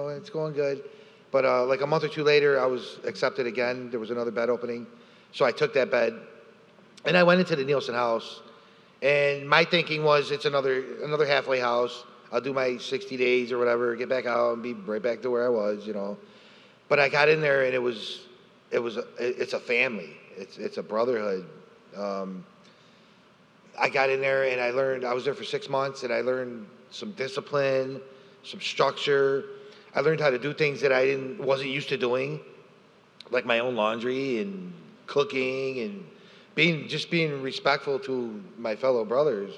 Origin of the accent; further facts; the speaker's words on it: Rochester, New York, United States; I grew up on the streets of Rochester.